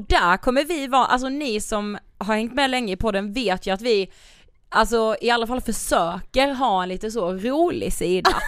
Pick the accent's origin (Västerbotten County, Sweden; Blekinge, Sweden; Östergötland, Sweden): Blekinge, Sweden; Karlshamn; vi är ju från Karlshamn, Blekinge